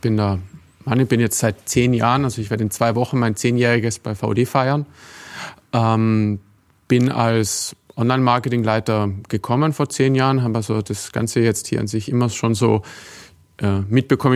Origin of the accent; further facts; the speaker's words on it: Tyrol, Austria; moved away; also born or lived in Vienna; ich bin in Tirol aufgewachsen